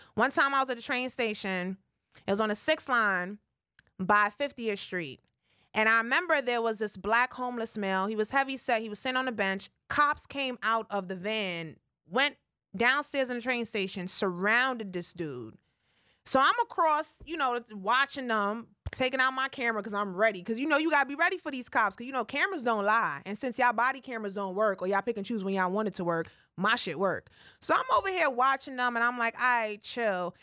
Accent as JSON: {"language": "English", "town": "New York City", "region": "New York", "country": "United States", "tie": "born or raised there", "said": "I'm from the Bronx, born and raised uptown."}